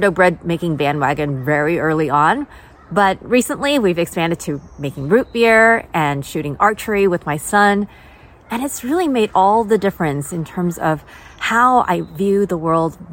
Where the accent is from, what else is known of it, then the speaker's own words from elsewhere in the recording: California, United States; also born or lived in Taiwan; greetings from sunny California, where I've lived most of my life. So to tell you a little bit more about myself, I immigrated from Taiwan when I was just 5 years old